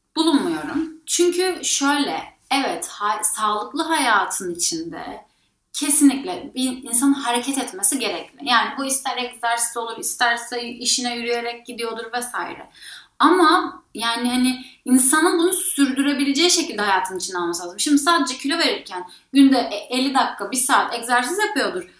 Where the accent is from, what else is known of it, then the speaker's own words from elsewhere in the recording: Bodrum, Muğla, Turkey; ben Bodrum'da büyüdüm